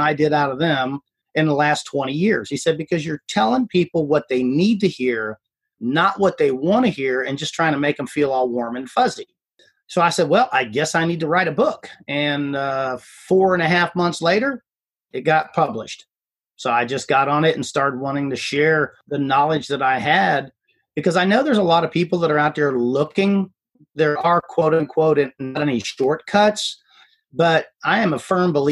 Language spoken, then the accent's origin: English; Ohio, United States; moved away as an adult; now in Houston, United States; I was born and raised in Ohio